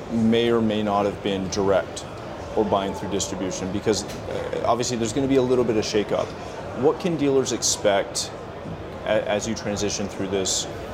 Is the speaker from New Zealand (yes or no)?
no; Canada; I'm not from the UK, but I am from Canada. So I'm used to that.